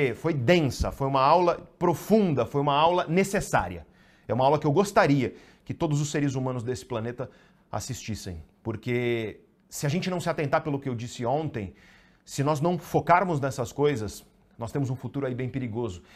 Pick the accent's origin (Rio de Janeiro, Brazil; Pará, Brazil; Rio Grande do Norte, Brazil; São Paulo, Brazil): São Paulo, Brazil; Santos; Eu sou de Santos